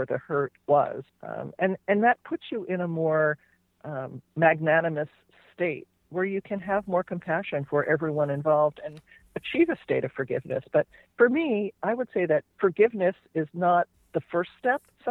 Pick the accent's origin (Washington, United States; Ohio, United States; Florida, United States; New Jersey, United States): New Jersey, United States; moved away as an adult; now in California, United States; So I grew up in New Jersey. I ended up in California.